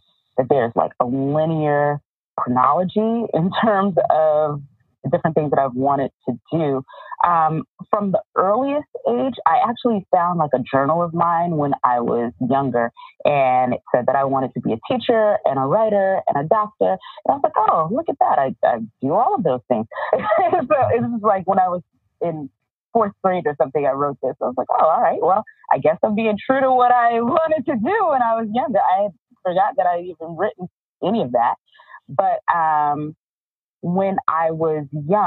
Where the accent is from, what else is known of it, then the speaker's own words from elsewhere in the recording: New York, United States; moved away as an adult; also born or lived in Michigan / Maryland / California; I grew up in New York.